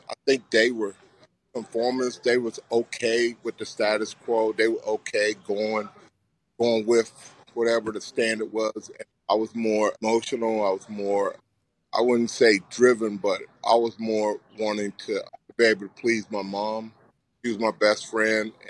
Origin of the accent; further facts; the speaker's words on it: Gladys, Virginia, United States; Town segregated, it's still segregated, but you know it was just you know, but everybody was poor